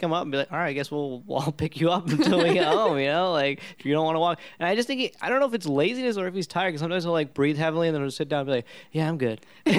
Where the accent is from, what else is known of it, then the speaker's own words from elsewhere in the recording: Alpharetta, Georgia, United States; I grew up in Alpharetta, Georgia, which is like a suburb of Atlanta.